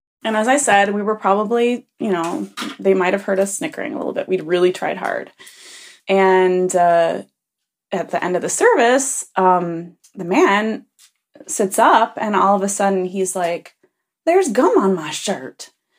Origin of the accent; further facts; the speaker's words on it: Michigan, United States; now in Germany; As you know, I grew up in Michigan, but on the very southwestern corner, right on the border of Indiana.